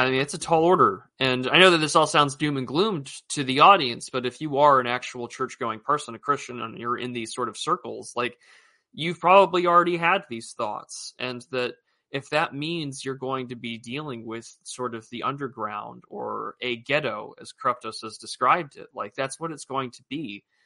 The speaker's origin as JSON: {"language": "English", "country": "United States", "said": "as an American"}